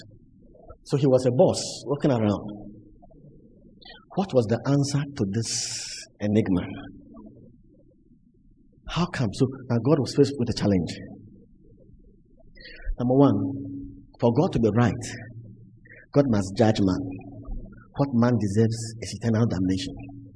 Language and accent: English; Cape Coast, Central Region, Ghana; The church I grew up in Cape Coast